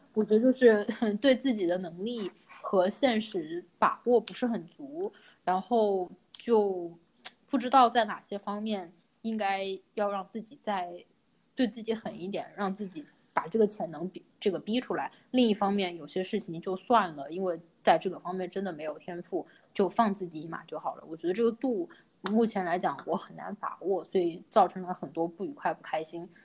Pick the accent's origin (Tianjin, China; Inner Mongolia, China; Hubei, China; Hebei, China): Hubei, China; Wuhan; 其实我们家，我估计在武汉就没有什么，就是不是一个典型的武汉家庭的饮食